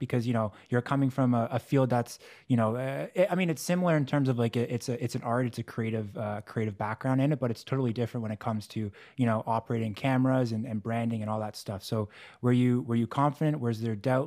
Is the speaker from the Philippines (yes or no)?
no; Canada; I'm Canadian